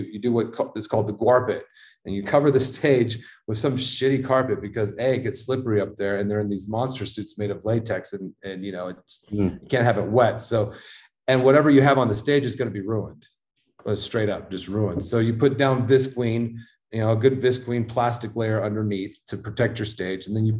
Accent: Denver, Colorado, United States; I grew up in Denver doing, you know, working for a metal promoter

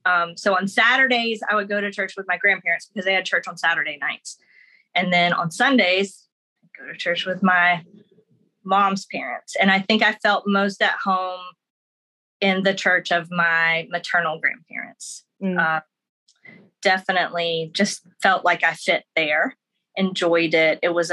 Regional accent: Florida, United States; So even though I was in Florida, which people think, like a vacation state, like we're just miles from Alabama and Georgia, you know, Literally.

